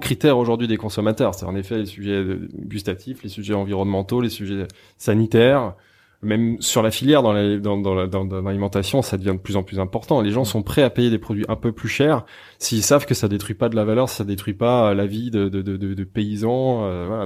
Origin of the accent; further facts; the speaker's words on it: Savoy, Auvergne-Rhône-Alpes, France; now in Paris, France; je suis savoyard, donc ça, c'est un fil mmh. conducteur, c'est assez important. Je suis issu d'une région avec une identité forte que j'adore quand j'ai quitté cette région pour arriver à Paris